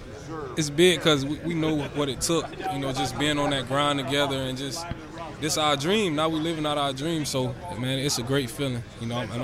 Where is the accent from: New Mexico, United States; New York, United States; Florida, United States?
Florida, United States; also born or lived in Georgia; I was living in Georgia at the time because I'm from Florida, but I lived in Georgia for 2 years.